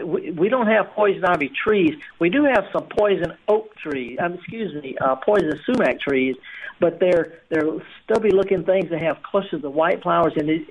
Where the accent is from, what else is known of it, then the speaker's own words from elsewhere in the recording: the Mississippi Delta, United States; moved away; I'm from the Delta